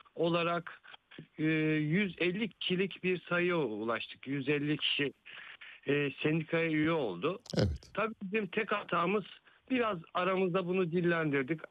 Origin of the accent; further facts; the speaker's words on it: Balya, Balıkesir, Turkey; ben de Balyalı olarak ben aynı zamanda Balyalıyım